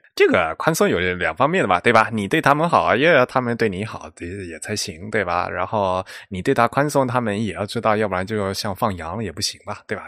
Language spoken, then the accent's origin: Chinese; China; also born or lived in United States; 我们中国人